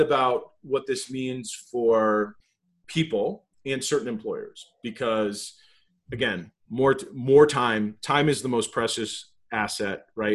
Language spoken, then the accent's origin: English; Southwest Connecticut, United States; moved away as an adult; now in Buffalo, United States; where I grew up in Southwest Connecticut